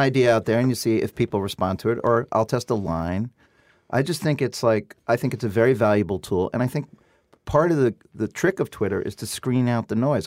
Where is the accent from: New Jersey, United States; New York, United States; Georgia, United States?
New York, United States; New York City; I come from Brooklyn.